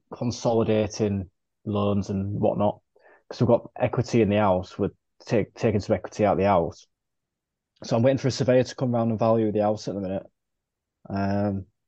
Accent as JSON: {"language": "English", "country": "United Kingdom", "said": "me being British and old"}